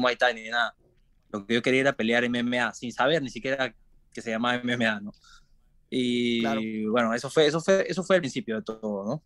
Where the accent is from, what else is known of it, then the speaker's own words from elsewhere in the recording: Lima, Peru; moved away as an adult; now in Sanford, United States; crecí nací en Lima, nací en Lima y me crié en Lima. Es la capital de Perú